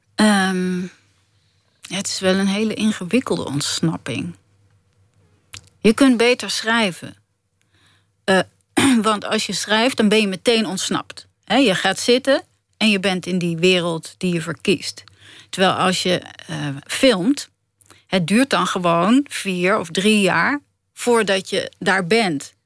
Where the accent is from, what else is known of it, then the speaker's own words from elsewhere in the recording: Netherlands; ik ben ook een Nederlander